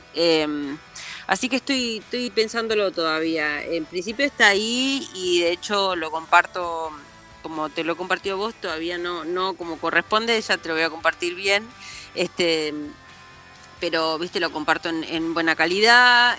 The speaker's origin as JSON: {"language": "Spanish", "region": "Buenos Aires", "country": "Argentina", "said": "en la República Separatista de Barraca, de donde vengo yo"}